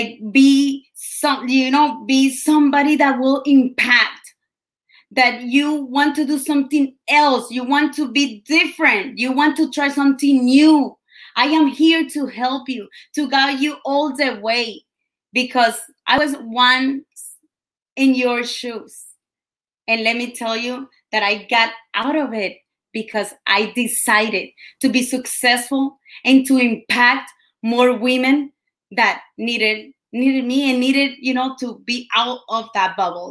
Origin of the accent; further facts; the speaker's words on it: Colombia; English is a second language; moved away; I came all the way from Colombia